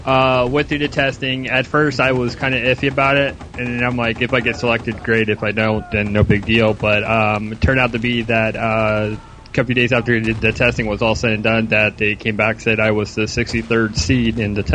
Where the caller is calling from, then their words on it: Melbourne, Florida, United States; It is an excellent call from Melbourne, Florida.